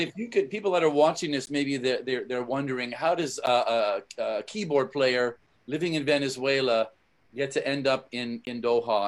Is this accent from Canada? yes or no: yes; Canada; moved away; I'm from Canada originally